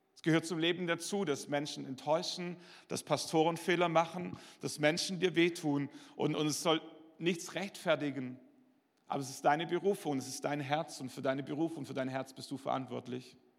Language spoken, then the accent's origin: German; Schwäbisch Hall, Baden-Württemberg, Germany; in meiner Heimatgemeinde in Schwäbisch Hall